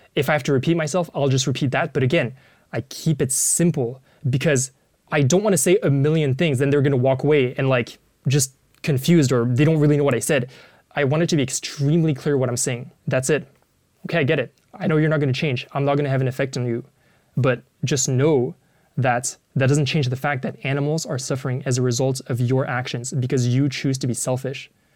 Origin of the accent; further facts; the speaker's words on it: Paris, Île-de-France, France; I grew up in Paris